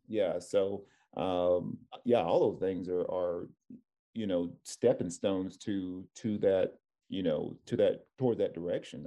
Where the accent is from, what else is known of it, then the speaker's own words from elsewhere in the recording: Tennessee, United States; now in California, United States; I'm from Tennessee. It was a culture shock going, coming out here to, to Cali